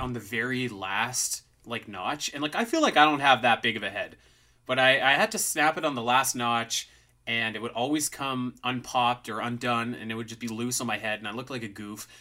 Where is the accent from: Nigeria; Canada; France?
Canada; I'm Canadian, so we just wear toques most of the time